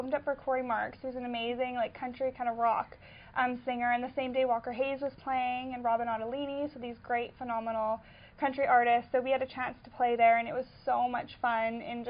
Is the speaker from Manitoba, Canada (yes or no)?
yes; Winnipegosis, Manitoba, Canada; my hometown is Winnipegosis, Manitoba, and it is about 4.5 hours north of here.